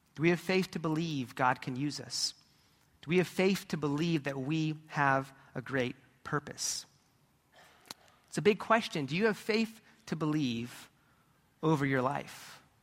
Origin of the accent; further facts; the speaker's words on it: California, United States; as a kid growing up in California, we were surrounded by different mountains